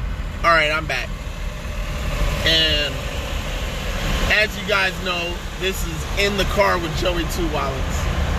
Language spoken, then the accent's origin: English; California, United States; to live in California, to be born and raised in California